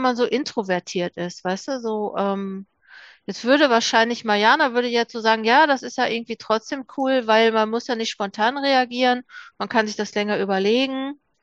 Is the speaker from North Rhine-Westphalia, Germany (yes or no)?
yes; Ruhr area, North Rhine-Westphalia, Germany; Ich komme jetzt aus dem Ruhrgebiet